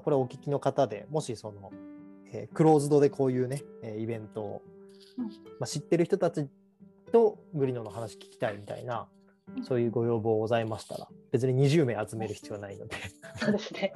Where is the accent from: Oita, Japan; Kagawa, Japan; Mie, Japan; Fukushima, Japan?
Kagawa, Japan; moved away; 僕の場合はその地元が香川県で